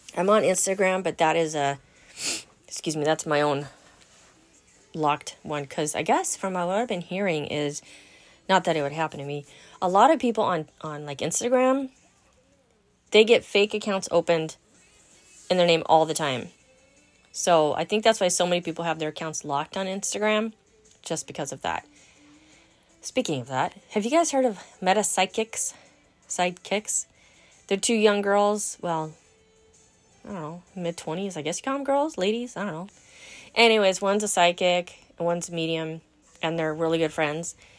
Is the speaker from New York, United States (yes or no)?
no; Los Angeles, California, United States; now in Wisconsin, United States; Born in Southern California. Hmm, San Fernando Valley. Yeah, girl. Original Valley girl